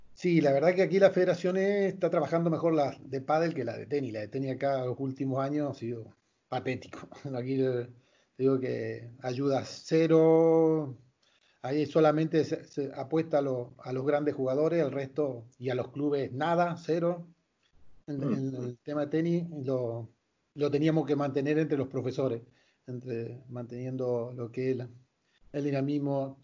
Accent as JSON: {"language": "Spanish", "town": "Malabrigo", "region": "Santa Fe", "country": "Argentina", "tie": "born or raised there", "said": "yo soy de Malabrigo. Malabrigo es un pueblo pequeño de 7.000, 8.000 habitantes"}